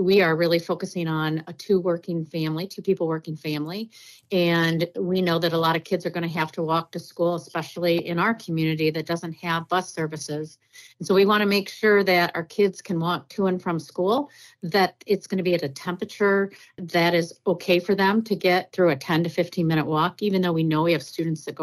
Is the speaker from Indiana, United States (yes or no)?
no; Holt, Michigan, United States; I grew up in Michigan and I was bused in the Holt area